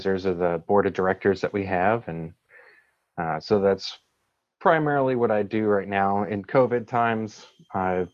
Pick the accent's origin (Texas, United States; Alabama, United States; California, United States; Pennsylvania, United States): Pennsylvania, United States; Pittsburgh; moved away as an adult; now in Charlotte, United States; I'm originally from Pittsburgh, Pennsylvania